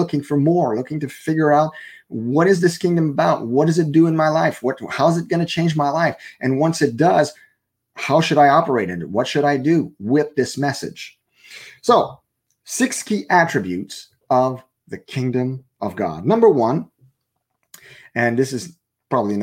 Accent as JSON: {"language": "English", "country": "Canada", "first_language": "French", "second_language": "English", "said": "I'm a French Canadian. So my main language is French"}